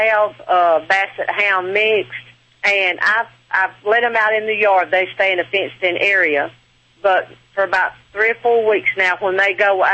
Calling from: Alabama, United States; I am calling from Alabama

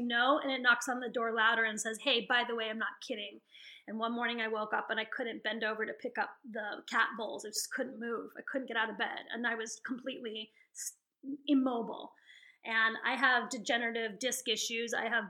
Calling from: Santa Barbara, California, United States; I'm calling from Santa Barbara, California.

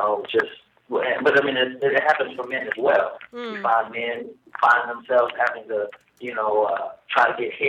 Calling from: Atlanta, Georgia, United States; from Atlanta, Georgia.

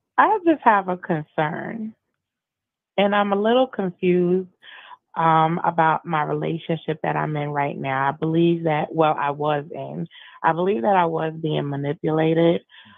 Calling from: South Carolina, United States; I'm from South Carolina.

